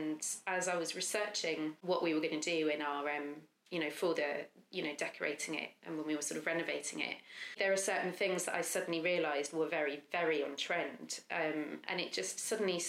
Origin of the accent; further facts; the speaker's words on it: Lowestoft, East of England, United Kingdom; moved away; also born or lived in London; I grew up in a seaside town called Lowestoft